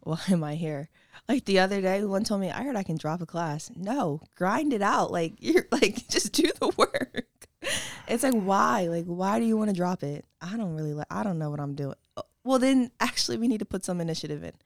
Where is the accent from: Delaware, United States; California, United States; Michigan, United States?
Delaware, United States; Wilmington; also born or lived in Westchester, New York; I am from the beautiful Wilmington, Delaware